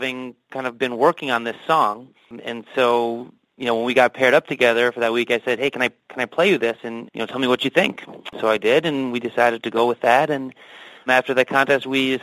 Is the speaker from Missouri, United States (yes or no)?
no; Milwaukee, Wisconsin, United States; I grew up in Milwaukee